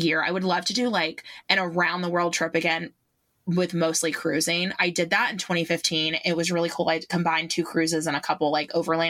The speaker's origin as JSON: {"language": "English", "town": "Asheville", "region": "North Carolina", "country": "United States", "said": "I'm from Asheville"}